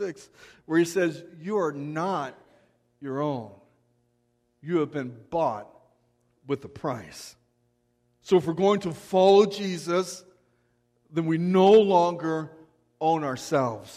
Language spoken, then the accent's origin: English; United States; as American believers